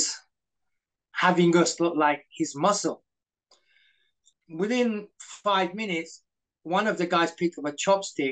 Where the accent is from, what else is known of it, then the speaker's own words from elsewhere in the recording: United Kingdom; also born or lived in Malaysia / Coventry / Hong Kong; I'm a British citizen